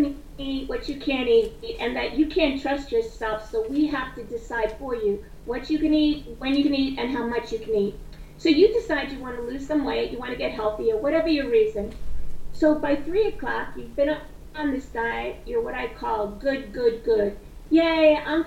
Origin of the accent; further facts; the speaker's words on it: New York City, New York, United States; I grew up in Brooklyn, New York.